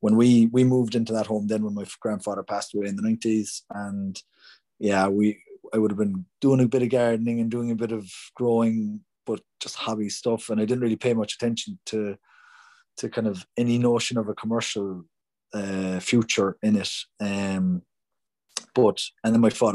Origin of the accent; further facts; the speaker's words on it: Cork, Munster, Ireland; I grew up in Bishopstown in the suburbs